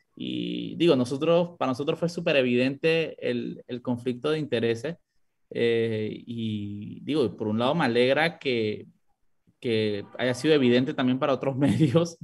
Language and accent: Spanish; Panama; como panameños